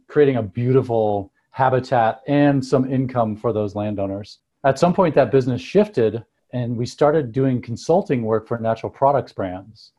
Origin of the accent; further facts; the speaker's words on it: Seattle, Washington, United States; moved away as an adult; also born or lived in northern Thailand; now in Driggs, United States; I grew up in Seattle